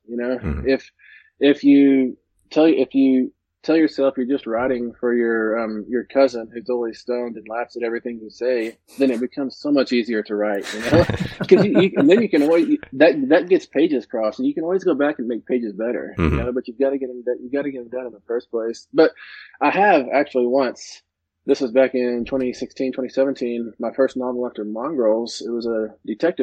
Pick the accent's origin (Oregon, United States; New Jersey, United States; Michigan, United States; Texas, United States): Texas, United States; Midland; moved away; Midland, Texas, my hometown